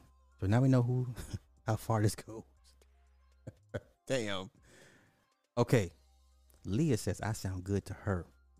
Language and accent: English; Spartanburg, South Carolina, United States; Okay, I'm from Spartanburg.